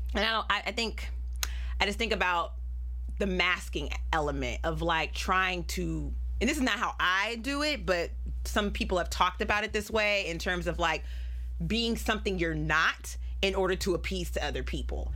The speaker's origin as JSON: {"language": "English", "town": "Pittsburg", "region": "California", "country": "United States", "said": "I am from Pittsburgh, California"}